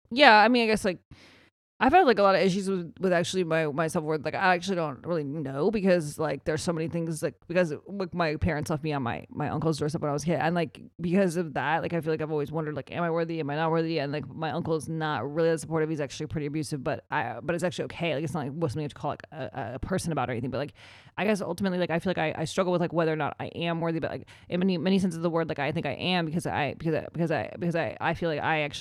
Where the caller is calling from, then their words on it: Wisconsin, United States; Um, I'm from Wisconsin.